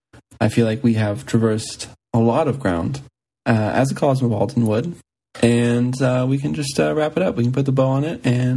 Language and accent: English; Kansas City, United States; I'm from the Midwest. I'm proud of it. I speak plainly. I speak directly. I don't use $5 words. Nothing highfalutin coming out of this Kansas City boy's mouth.